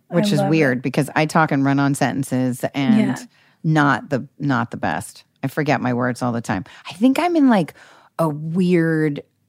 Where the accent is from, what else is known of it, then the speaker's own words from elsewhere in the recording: Newport Beach, California, United States; also born or lived in Seattle, Washington; Because I grew up in Newport Beach.